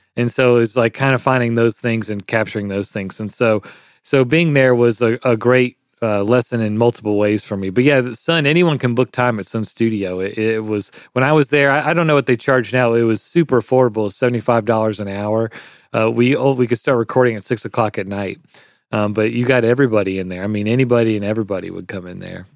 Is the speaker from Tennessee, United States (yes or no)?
yes; Memphis, Tennessee, United States; I'm from Memphis, Tennessee, born and raised